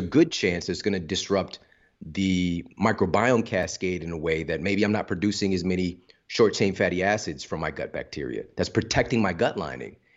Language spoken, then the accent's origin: English; St. Louis, Missouri, United States; I'm from Saint Louis